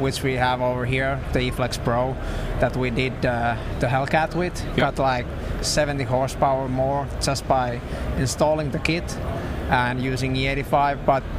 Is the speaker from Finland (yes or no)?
yes; Finland; I'm from Finland.